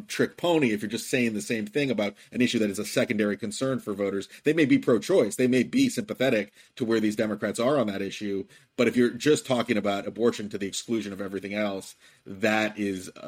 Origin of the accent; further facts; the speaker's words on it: Virginia, United States; My home state of Virginia